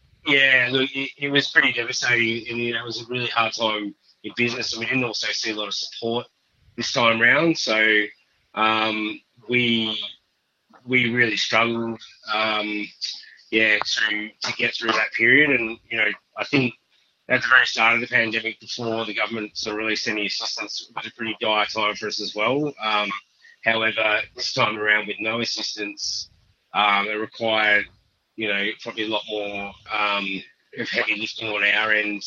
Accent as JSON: {"language": "English", "region": "country Victoria", "country": "Australia", "tie": "born or raised there", "also_born_or_lived": "Margaret River, Western Australia", "moved": "yes", "lives_now": "Northern Territory, Australia", "said": "I was born in Margaret River, actually, but I grew up in Victoria, in country Victoria for most of my life"}